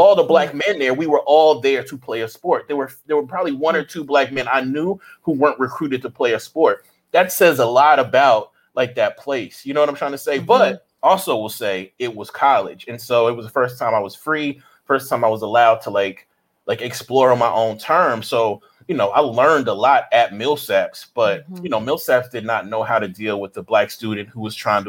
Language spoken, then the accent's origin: English; Jackson, Mississippi, United States; growing up in Jackson